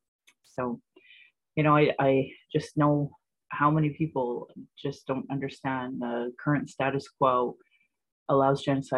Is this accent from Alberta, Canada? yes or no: yes; Calgary, Alberta, Canada; I was born in Calgary, or on Blackfoot, Mokinstis, as … an English name that has afforded me privilege in an English colonial world. My mother is Northern Slavey Dene, or Satu Dene